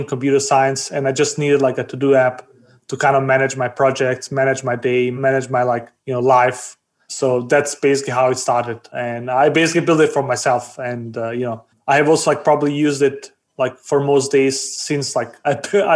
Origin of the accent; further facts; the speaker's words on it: Denmark; also born or lived in Bosnia; I was born in Bosnia. I grew up in Denmark.